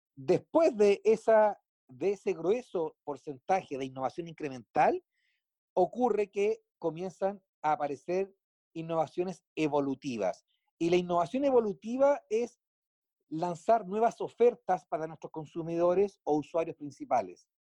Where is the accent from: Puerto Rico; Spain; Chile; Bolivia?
Chile; En mi país, Chile, se innova